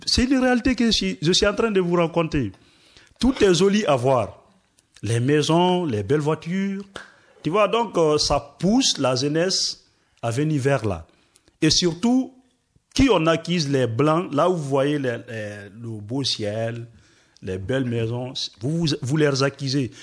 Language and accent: French; Forest Guinea, Guinea; moved away as an adult; je suis forestier, je viens de la Guinée forestière.